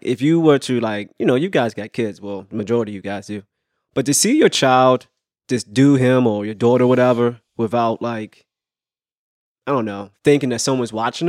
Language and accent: English; London, United Kingdom; now in New York, United States; growing up in London